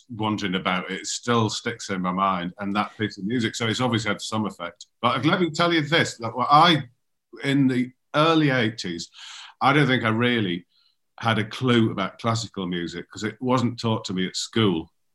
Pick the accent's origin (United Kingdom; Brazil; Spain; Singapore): United Kingdom; Darlington, North East England; moved away; also born or lived in London; our mutual friend Alan Davidson, who I grew up with in Darlington